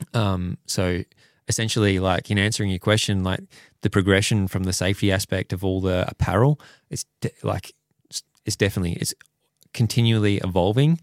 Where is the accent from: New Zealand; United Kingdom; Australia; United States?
Australia; Perth, Western Australia; I'm from Perth and Wanneroo Racetrack is the local one at home